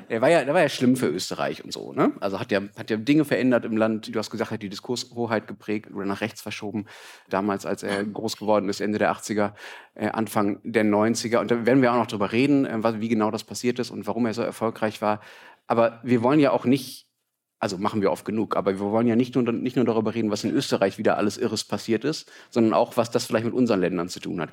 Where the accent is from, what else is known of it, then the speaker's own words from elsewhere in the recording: Germany; als Deutscher